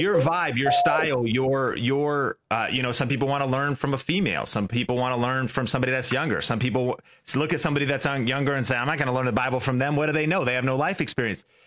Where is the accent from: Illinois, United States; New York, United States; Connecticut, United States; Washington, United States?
Washington, United States; an hour north of Seattle, Pacific Northwest; I grew up in Seattle. uh, an hour north, but in the Pacific Northwest